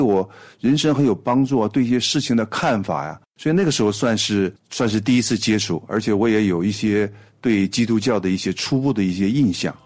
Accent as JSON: {"language": "Chinese", "town": "Harbin", "region": "Heilongjiang", "country": "China", "tie": "born or raised there", "said": "我呢是出生在一个哈尔滨的一个普通的工人家庭"}